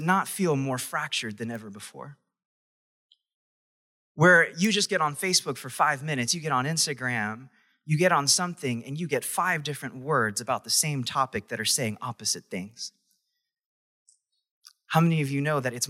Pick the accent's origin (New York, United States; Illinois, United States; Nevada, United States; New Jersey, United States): New York, United States; I was from New York